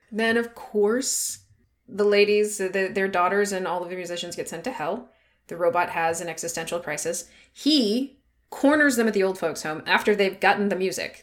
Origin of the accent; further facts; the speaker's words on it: United States; I'm American